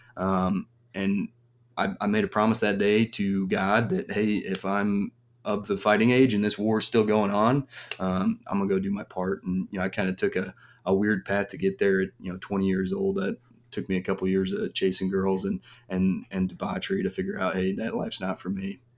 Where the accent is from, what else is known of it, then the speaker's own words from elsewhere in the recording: Parkville, Missouri, United States; I was raised about thirty minutes south of here. So, um, you know, lived in the same house from three years old on, went to school around here. Um, yeah, so Parkville, Missouri is my home